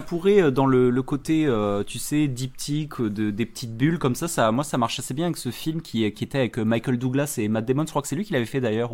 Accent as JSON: {"language": "French", "country": "France"}